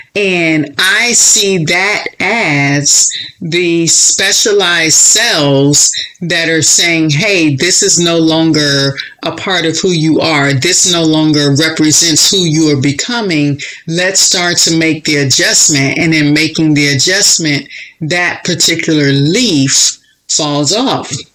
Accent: Florida, United States; moved away; also born or lived in Chicago; I was born and raised in Florida

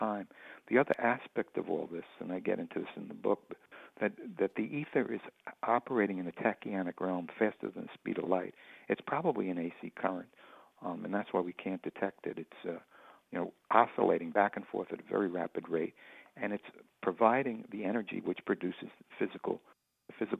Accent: West Hempstead, New York, United States; As a kid, I grew up in West Hempstead

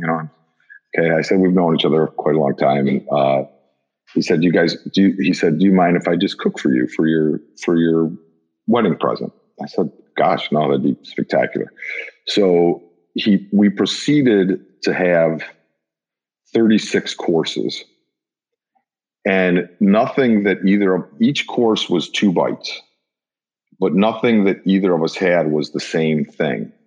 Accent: Cleveland, Ohio, United States; also born or lived in New York; my parents moved to the west side of Cleveland when I was

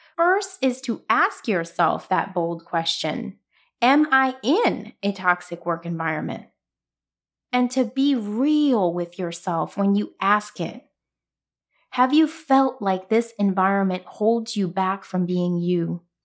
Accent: New York City, New York, United States; I'm from Brooklyn

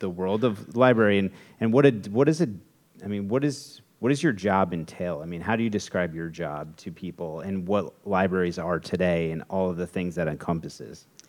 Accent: Westerly, Rhode Island, United States; I grew up in Westerly. You know, I went to school in Westerly. I was born in Westerly

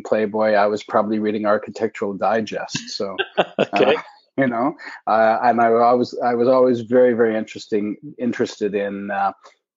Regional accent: Alberta, Canada; moved away as an adult; also born or lived in Eugene, Oregon / Montreal; now in Toronto, Canada; I was raised out in Alberta

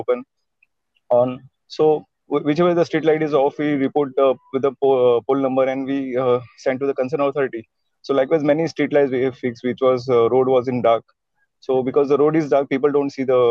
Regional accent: Mumbai, Maharashtra, India; I've been born and brought up in Mumbai, India

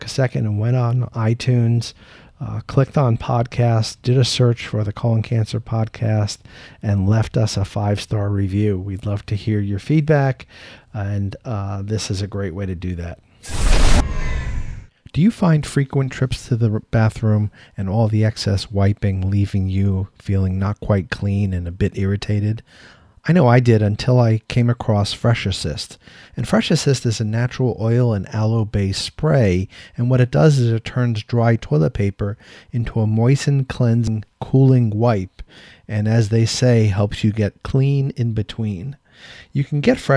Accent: Tampa, Florida, United States; my hometown in Tampa, Florida

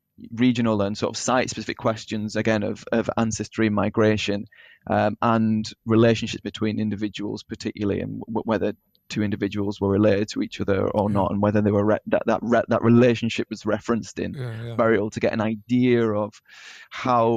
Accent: Burnley, North West England, United Kingdom; Originally from Burnley in East Lancashire

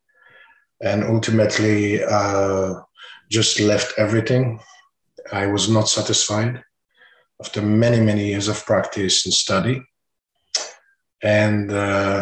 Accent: Israel; moved away as an adult; now in United States; I was born and raised in Israel. And I have moved to the United States some 30-some years ago

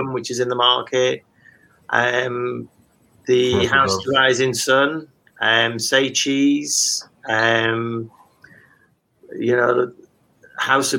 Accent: Wales, United Kingdom; also born or lived in Hartlepool; I moved to Wales at a very early age with my parents, and then attended local schools

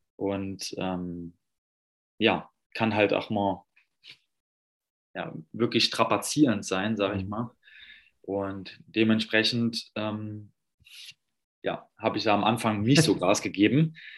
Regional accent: Saarland, Germany; now in Berlin, Germany; wohne jetzt in Berlin, komme aber ursprünglich aus dem Saarland

